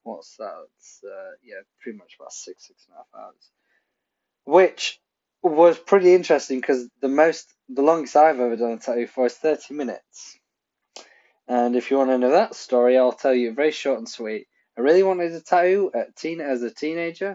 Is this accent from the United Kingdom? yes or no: yes; Pontypridd, Wales, United Kingdom; I'm Welsh. My family is from Wales. I was born in Pontypridd